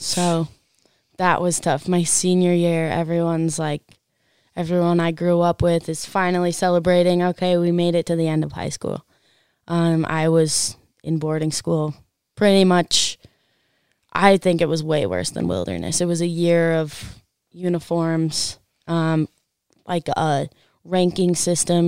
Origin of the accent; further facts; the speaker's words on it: Park City, Utah, United States; I grew up in Park City